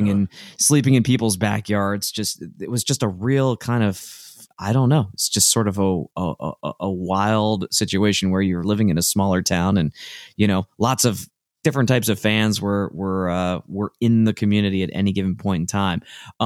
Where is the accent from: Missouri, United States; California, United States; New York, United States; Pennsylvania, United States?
Pennsylvania, United States; Hershey; I grew up in Hershey, Pennsylvania, and we had access to two venues.